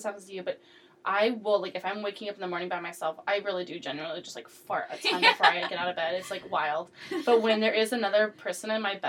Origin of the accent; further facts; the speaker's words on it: Napa, California, United States; I'm from Napa